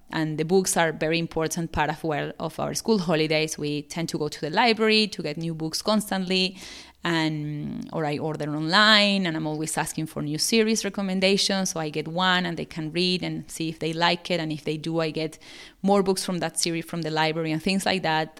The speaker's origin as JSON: {"language": "English", "country": "Venezuela", "moved": "yes", "lives_now": "Australia", "said": "I'm living in Australia, but I'm originally from South America, from Venezuela."}